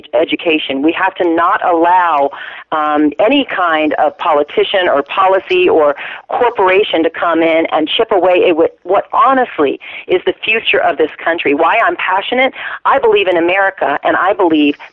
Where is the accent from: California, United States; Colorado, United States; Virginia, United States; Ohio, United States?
Virginia, United States; the farmlands of; I was raised, by the way, in the farmlands of Virginia